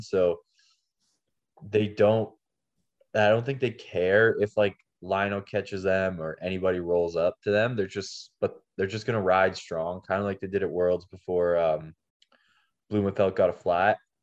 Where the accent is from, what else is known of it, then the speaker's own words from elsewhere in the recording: Canada; being Canadian